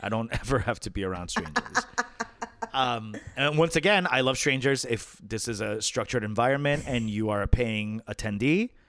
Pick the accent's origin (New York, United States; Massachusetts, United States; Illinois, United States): New York, United States; my home state's governor